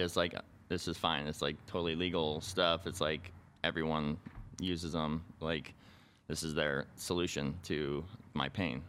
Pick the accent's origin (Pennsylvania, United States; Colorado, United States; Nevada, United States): Nevada, United States; Boulder City; I'm from a little town called Boulder City, which is right outside of Las Vegas